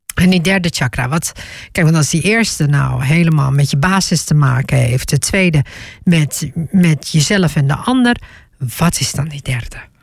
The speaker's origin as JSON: {"language": "Dutch", "region": "Groningen", "country": "Netherlands", "said": "ik kom uit Groningen"}